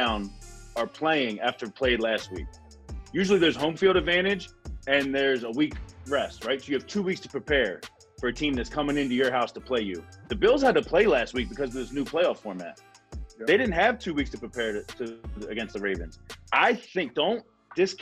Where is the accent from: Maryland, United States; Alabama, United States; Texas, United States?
Maryland, United States; Baltimore; I'm from Baltimore, born and raised